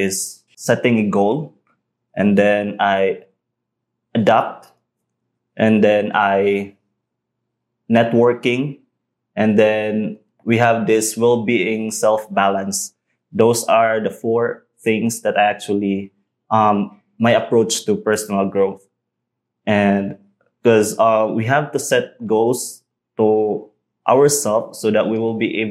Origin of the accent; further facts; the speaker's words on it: Cebu, Central Visayas, Philippines; moved away as an adult; now in Negros Oriental, Philippines; I'm originally from Cebu